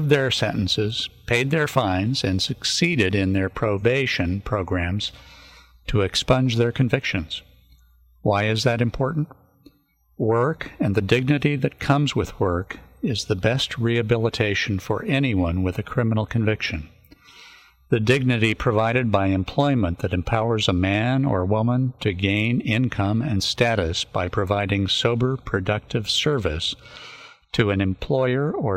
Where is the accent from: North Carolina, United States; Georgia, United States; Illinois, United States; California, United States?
California, United States; San Luis Obispo County; I grew up in San Luis Obispo County